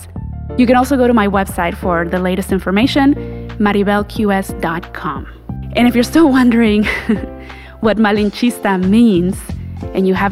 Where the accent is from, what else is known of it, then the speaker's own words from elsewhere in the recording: Mexico; now in United States; the longer I live here in the United States, the more disconnected I feel from Mexico